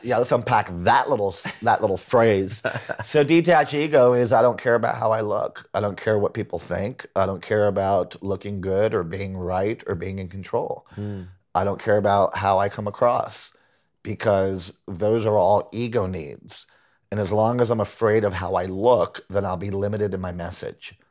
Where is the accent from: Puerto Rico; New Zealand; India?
Puerto Rico; moved away as an adult; also born or lived in Huntington, Long Island, New York / Boston; grew up in Puerto Rico